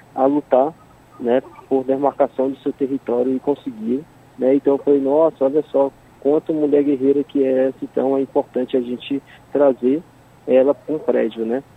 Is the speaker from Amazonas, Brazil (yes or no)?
yes; Manaus, Amazonas, Brazil; moved away; eu sou do estado do Amazonas, sou de Manaus